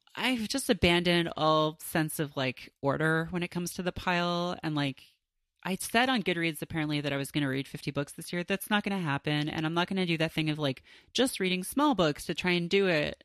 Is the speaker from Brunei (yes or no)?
no; Canada; growing up in Canada